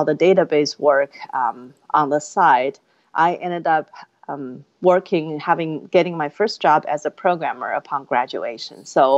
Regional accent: Inner Mongolia, China; moved away as an adult; now in United States; I was born and raised in China. I was from a remote province called Inner Mongolia

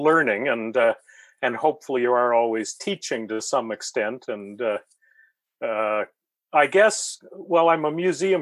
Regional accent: Fredericton, New Brunswick, Canada; also born or lived in London, United Kingdom; I grew up in Fredericton, New Brunswick, which was a place that had very few fossils and no local natural history museum

